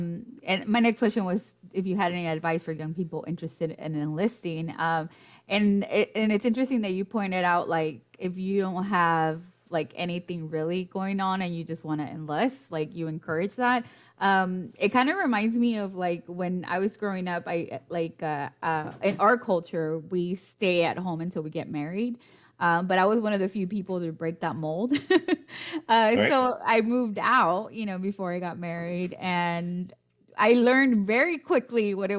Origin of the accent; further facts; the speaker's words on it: Mexico; also born or lived in United States; growing up in Mexico, they always emphasize for me, since I was born in the US, they always emphasize, my parents did, to speak fluently in Spanish and to not lose that.